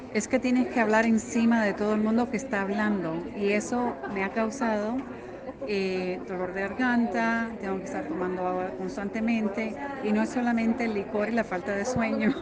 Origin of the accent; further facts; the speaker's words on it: Guatemala; soy de Guatemala